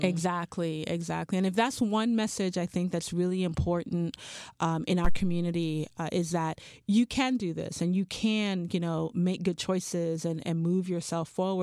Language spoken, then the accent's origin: English; Charlotte Amalie, U.S. Virgin Islands; moved away; I grew up in Saint Thomas, U S Virgin Islands